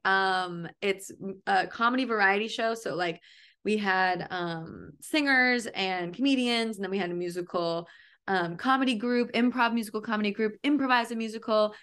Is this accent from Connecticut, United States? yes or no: yes; Connecticut, United States; I grew up in Connecticut